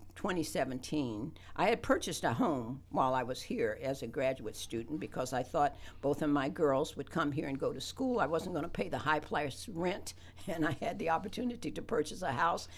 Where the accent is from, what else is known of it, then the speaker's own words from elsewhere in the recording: West Virginia, United States; now in Athens, United States; I grew up in West by God, Virginia